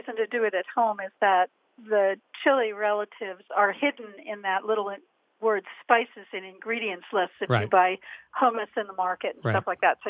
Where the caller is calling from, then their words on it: Long Beach Island, New Jersey, United States; Long Beach Island, New Jersey.